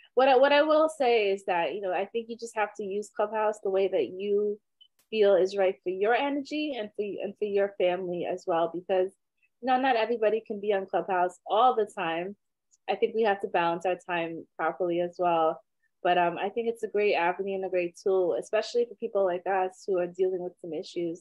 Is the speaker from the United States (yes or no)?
no; Trinidad & Tobago; I'm from Trinidad, so I love my soca music.